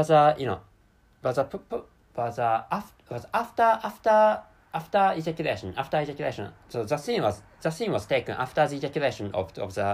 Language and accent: English; Japan; first language Japanese; English is a second language; I'm a Japanese person, and my mother tongue is Japanese language, which is why, so I can't speak English natively